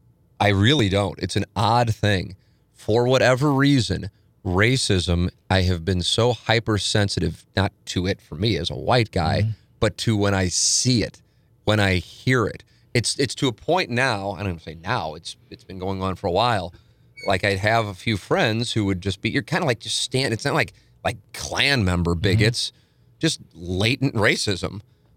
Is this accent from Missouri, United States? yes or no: yes; St. Louis, Missouri, United States; you know, I grew up on Vienna, family, then moved to Tam Avenue, family still lives there. And in St. Louis Hills, 63109.